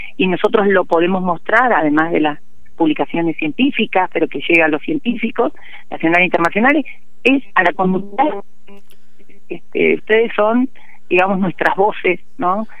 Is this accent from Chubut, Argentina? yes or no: yes; Puerto Madryn, Chubut, Argentina; also born or lived in the Andes (cordillera); yo vivía en Puerto Madryn